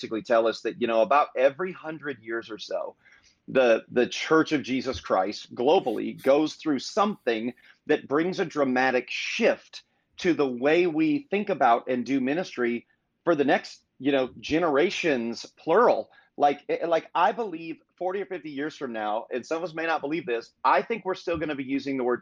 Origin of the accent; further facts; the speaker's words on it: Indiana, United States; moved away as an adult; now in Fort Myers, United States; born and raised in Indiana, small town, moved to Southwest Florida, Fort Myers, Florida, specifically 20 years ago